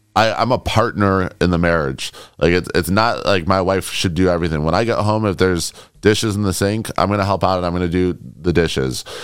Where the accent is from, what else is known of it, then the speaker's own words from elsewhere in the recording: Chicago, Illinois, United States; moved away; also born or lived in New York; I grew up in Chicago. I lived in New York